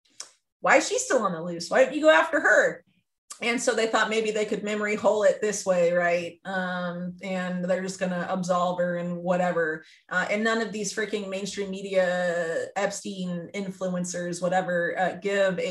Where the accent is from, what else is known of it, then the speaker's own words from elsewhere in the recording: the South, United States; moved away as an adult; also born or lived in Cusco, Peru; I'm from the South